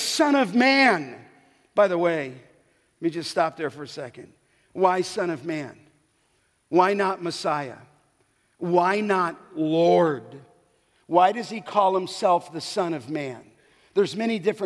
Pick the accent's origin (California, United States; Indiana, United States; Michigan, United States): California, United States; Santa Monica; where I grew up by in Santa Monica, in Venice